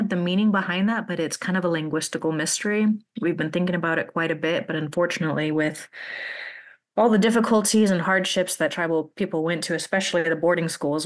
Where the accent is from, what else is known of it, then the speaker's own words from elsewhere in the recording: Klamath, California, United States; I was born and raised in the Klamath Mountains region. I was born in Klamath, California